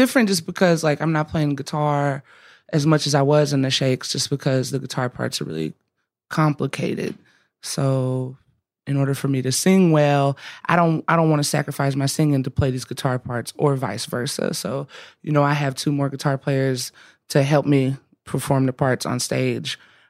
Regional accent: the South, United States; growing up the way I grew up, I think I just have a natural relationship to whatever that is, especially growing up in the South and that being, like I said earlier, just so everywhere.

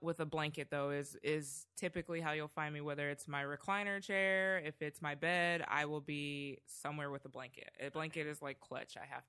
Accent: Canada; moved away; also born or lived in Trinidad; I mean, I'm originally Canadian.

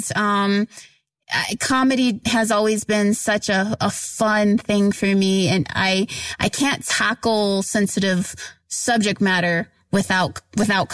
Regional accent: Oklahoma, United States; I grew up in Oklahoma

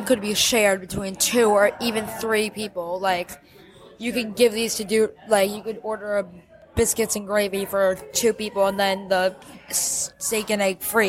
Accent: Northeast, United States; we come from the Northeast

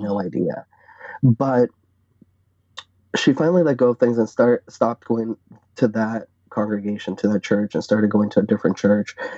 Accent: Arlington, Virginia, United States; I grew up in Northern Virginia, in Arlington to be more specific, very close to DC.

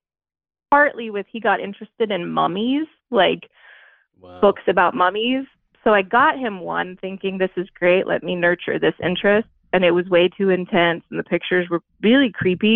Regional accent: Indianapolis, Indiana, United States; I'm from Indianapolis, Indiana.

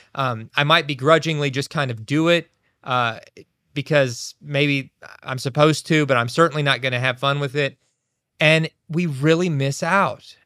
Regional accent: Kentucky, United States; where we grew up in Kentucky

